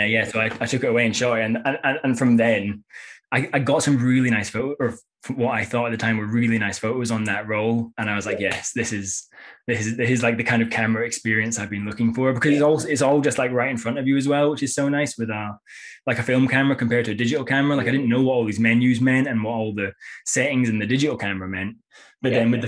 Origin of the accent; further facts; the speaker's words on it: Edinburgh, Scotland, United Kingdom; moved away as an adult; also born or lived in Copenhagen; now in London, United Kingdom; in London now, but I used to live in, I'm from Edinburgh